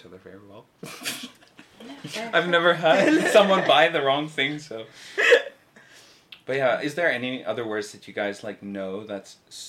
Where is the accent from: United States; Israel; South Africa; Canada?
South Africa; I'm from South Africa. Not that I sound like it, I'm so sorry.